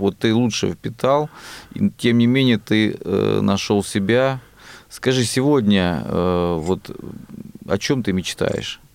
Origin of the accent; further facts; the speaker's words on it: Rostov-on-Don, Rostov Oblast, Russia; я из Ростова-на-Дону